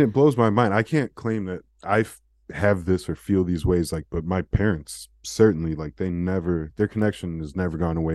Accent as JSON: {"language": "English", "country": "United States", "said": "we were American"}